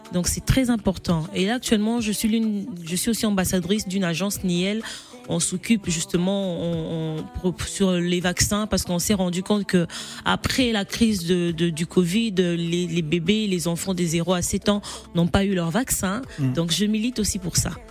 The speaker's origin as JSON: {"language": "French", "town": "Kolwezi", "region": "Lualaba", "country": "DR Congo", "also_born_or_lived": "Kongolo, Tanganyika", "said": "au, Congo, je ne vivais pas à Kinshasa, donc je viens de Kolwezi"}